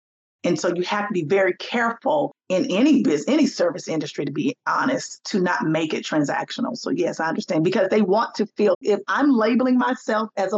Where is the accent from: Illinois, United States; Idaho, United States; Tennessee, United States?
Tennessee, United States; also born or lived in Alabama; now in Atlanta, United States; I'm originally from Tennessee